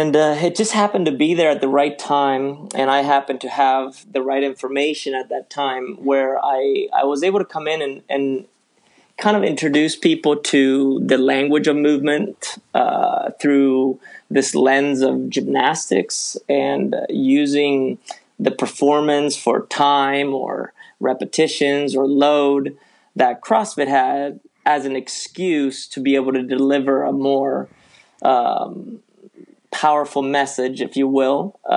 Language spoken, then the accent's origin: English; Spain; also born or lived in San Francisco, California, United States / Ecuador; now in United States; I moved from the U.S. to Ecuador as a kid, and then from Ecuador to Spain. And then I grew up in Spain, went to school in Spain